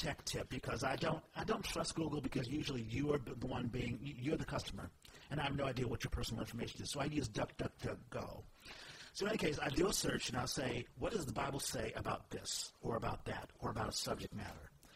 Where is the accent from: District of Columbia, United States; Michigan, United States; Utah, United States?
District of Columbia, United States; Washington; I'm from Washington, D.C.